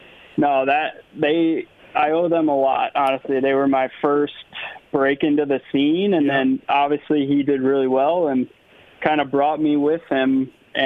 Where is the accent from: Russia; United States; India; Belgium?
United States; Monroe, Wisconsin; moved away as an adult; also born or lived in Florida; I'm actually from Monroe, Wisconsin. It's a small town in southern Wisconsin.